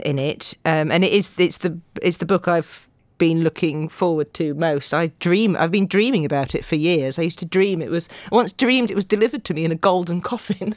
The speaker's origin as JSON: {"language": "English", "region": "Yorkshire and the Humber", "country": "United Kingdom"}